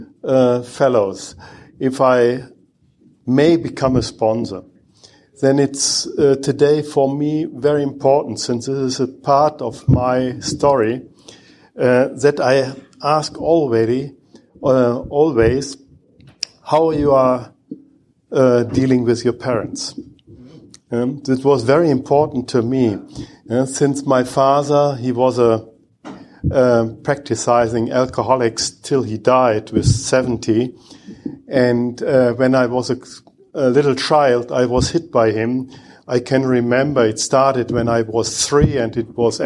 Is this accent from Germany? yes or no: yes; Bochum, North Rhine-Westphalia, Germany; English is a second language; I'm coming from Bochum in Germany